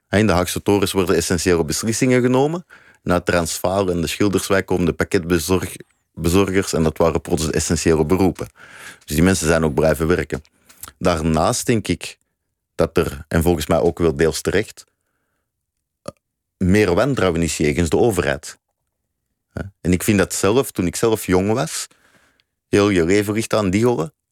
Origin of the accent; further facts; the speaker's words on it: Belgium; now in Netherlands; Ik eh, ben een van de laatste staande Belgen, zeg ik altijd. dus ik ben geen Nederlander.